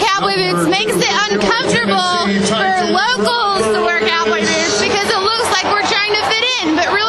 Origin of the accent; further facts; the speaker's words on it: Hendersonville, Tennessee, United States; Hendersonville, Nashville, Tennessee.